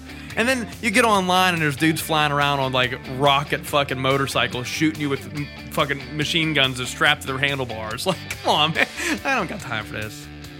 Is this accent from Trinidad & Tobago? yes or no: no; Canada; I'm Canadian.